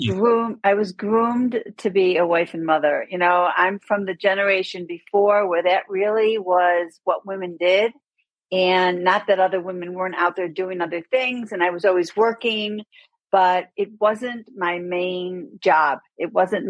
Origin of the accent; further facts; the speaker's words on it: Buffalo, New York, United States; moved away as an adult; now in Aspen, United States; I grew up in Buffalo, New York.